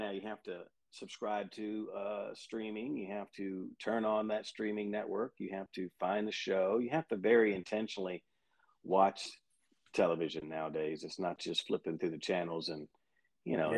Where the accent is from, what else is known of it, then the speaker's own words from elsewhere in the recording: Kentucky, United States; now in Alabama, United States; I'm from Kentucky